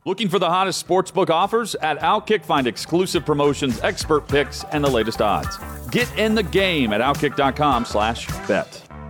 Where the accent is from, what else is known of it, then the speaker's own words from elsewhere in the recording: Maine, United States; I was a delegate for my hometown